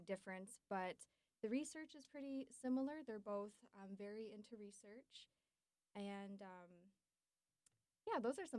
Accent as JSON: {"language": "English", "region": "Michigan", "country": "United States", "moved": "as an adult", "lives_now": "Fargo, United States", "said": "I am actually from Michigan"}